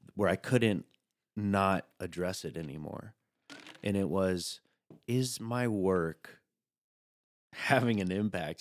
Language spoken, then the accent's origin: English; Chattanooga, Tennessee, United States; now in New York, United States; I'm from Chattanooga, Tennessee